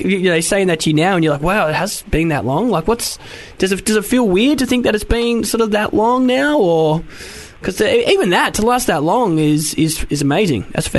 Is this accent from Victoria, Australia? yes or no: yes; Melbourne, Victoria, Australia; moved away as an adult; now in London, United Kingdom; I don't know if you can tell from my accent, but you probably can, that I am from Australia.